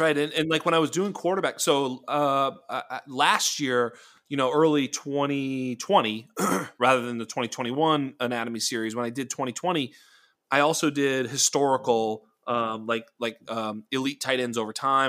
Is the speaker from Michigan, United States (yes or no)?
no; Boston, Massachusetts, United States; we were growing up and, eh, you know, in and around Boston